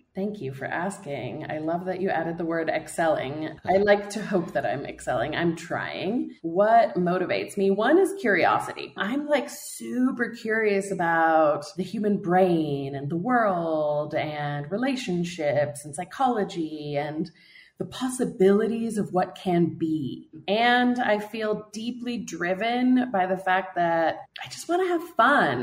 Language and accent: English; United States; moved away as an adult; also born or lived in Warsaw, Poland; I moved to Poland when I was 18. I'm American born, but I'm half Polish